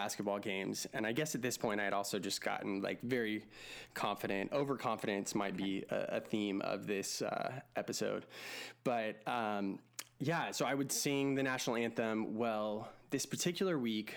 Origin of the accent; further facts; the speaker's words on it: Texas, United States; growing up in Texas